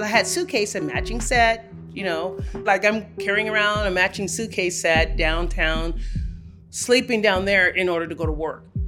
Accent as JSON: {"language": "English", "town": "Los Angeles", "region": "California", "country": "United States", "tie": "born or raised there", "moved": "yes", "lives_now": "Denver, United States", "said": "I was born and raised in Los Angeles, California"}